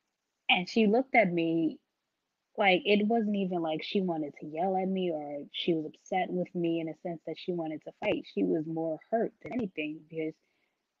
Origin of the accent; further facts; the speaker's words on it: New York City, New York, United States; I'm from Brooklyn, so took a lot of mass transportation